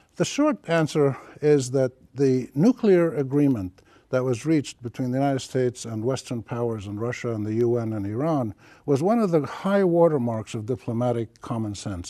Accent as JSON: {"language": "English", "country": "Palestine", "also_born_or_lived": "Jordan", "moved": "yes", "lives_now": "Lebanon", "said": "Palestine is my home country. I'm Palestinian, Jordanian, but I live in Lebanon"}